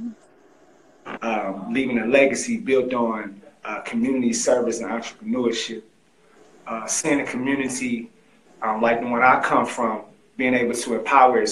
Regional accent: Greensboro, North Carolina, United States; I actually grew up in Greensboro, North Carolina

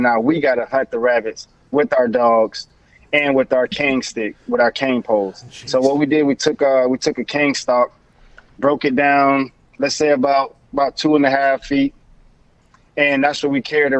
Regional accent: Belle Glade, Florida, United States; Belgrade, Florida

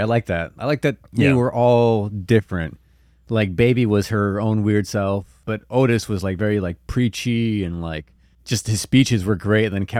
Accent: Tlaquiltenango, Morelos, Mexico; I'm from Morelos. Tlaquitenango.

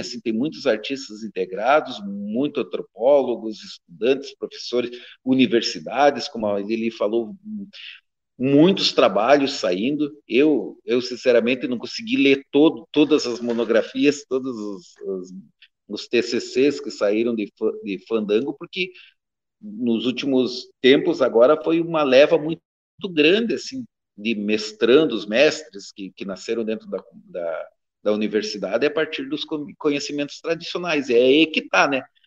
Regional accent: Brazil; accent: Caiçara

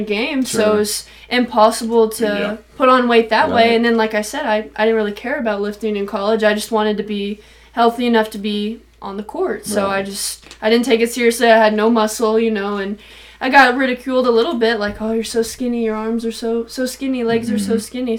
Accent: Springfield, Missouri, United States; also born or lived in Fulton, Missouri; now in St. Louis, United States; I'm from Springfield, Missouri

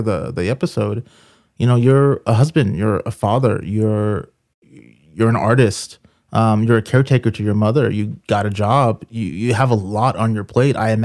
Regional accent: Boston, Massachusetts, United States; I'm a city boy. I grew up in Boston, so I'm not used to the mountains.

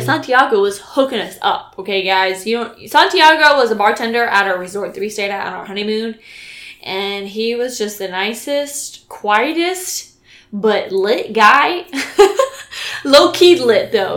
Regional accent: California, United States; moved away; also born or lived in Texas; I'm from California

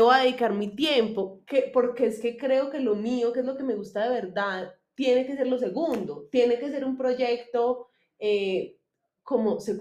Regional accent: Manizales, Caldas, Colombia; nací en Manizales

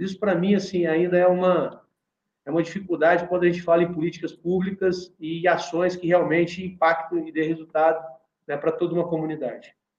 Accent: Minas Gerais, Brazil; a gente vive na nossa região, nós somos mineiros

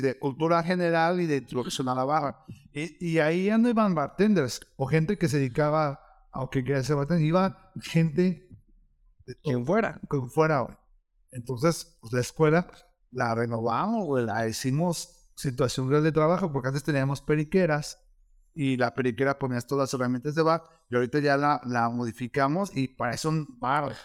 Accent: León, Guanajuato, Mexico; yo soy del León

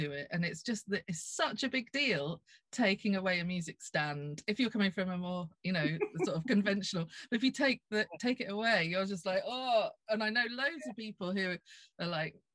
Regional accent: Norfolk, East of England, United Kingdom; I come from Norfolk

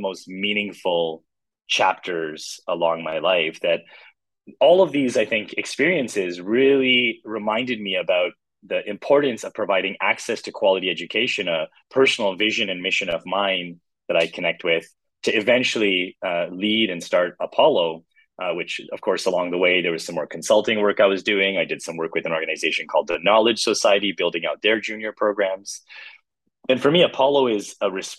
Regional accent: Canada; I was born and raised in Canada.

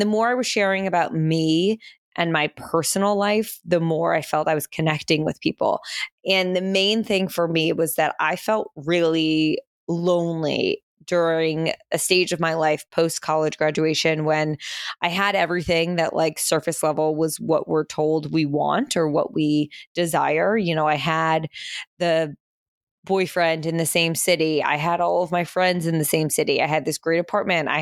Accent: Princeton, New Jersey, United States; moved away as an adult; also born or lived in Manhattan, New York / Pennsylvania; now in New York, United States; We moved from New York to New Jersey when I was, I think, like three, in between three and four, and moved to Princeton, New Jersey, which is where I spent my entire childhood

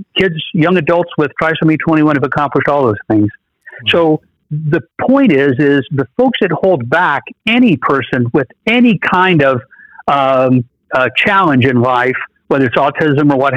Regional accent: United States; born an American

